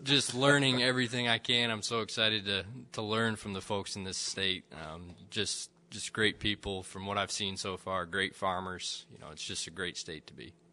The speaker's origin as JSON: {"language": "English", "region": "Central Michigan", "country": "United States", "tie": "born or raised there", "also_born_or_lived": "Lexington, Kentucky", "moved": "as an adult", "lives_now": "West Lafayette, United States", "said": "I'm originally from Central Michigan. Uh, so, grew up in a, you know, a farming family up there in between Grand Rapids and Lansing."}